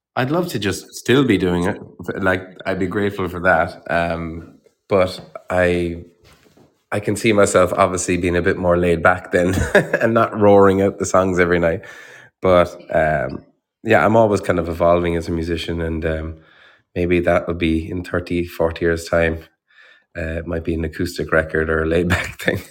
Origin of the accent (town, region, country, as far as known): Ireland; born or raised there